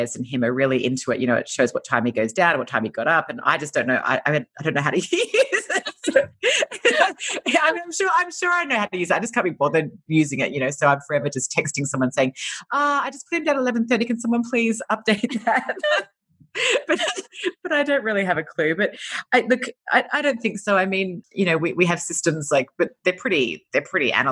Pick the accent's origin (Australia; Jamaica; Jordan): Australia; moved away as an adult; now in Los Angeles, United States; I'm an Australian and we moved to LA 4.5 years ago